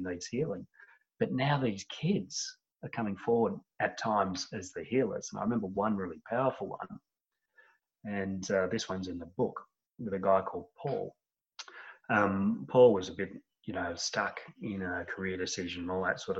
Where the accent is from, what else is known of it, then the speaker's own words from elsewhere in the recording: Australia; accent: Australian; from my accent, most of my people are in Australia